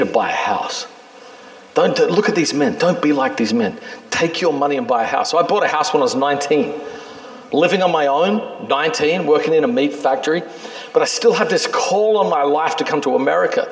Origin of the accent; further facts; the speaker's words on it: Australia; also born or lived in New York City; now in New York, United States; I'm a kid in Australia